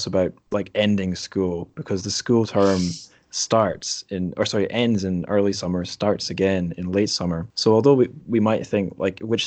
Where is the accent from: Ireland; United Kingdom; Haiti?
United Kingdom; Dundee, Scotland; my hometown, Dundee